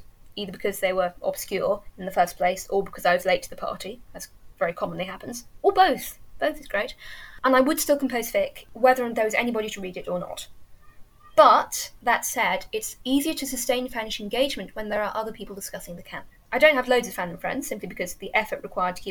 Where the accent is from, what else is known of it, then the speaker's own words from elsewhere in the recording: Yorkshire and the Humber, United Kingdom; I've lived here almost all my life. I was brought up about an hour away